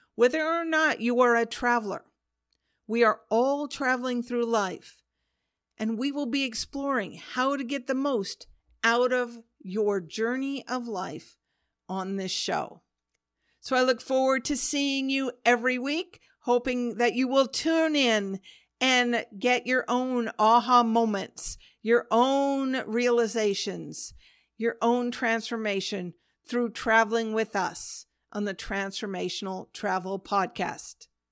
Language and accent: English; Pacific Northwest, United States; also born or lived in Oregon / Washington; I grew up in the Pacific Northwest in Oregon and Washington State of the U S